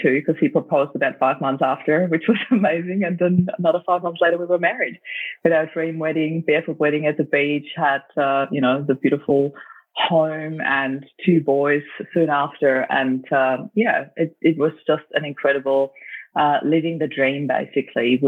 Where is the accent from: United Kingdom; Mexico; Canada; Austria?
Austria; moved away as an adult; also born or lived in Germany; now in Australia; I grew up in Austria and lived in Germany for about 7 years as well, then back to Austria. And then I moved to Australia for good in 2004